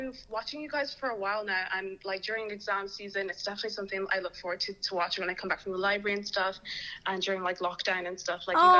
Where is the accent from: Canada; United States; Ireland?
Ireland; I'm from Ireland, but I'm Nigerian Lebanese.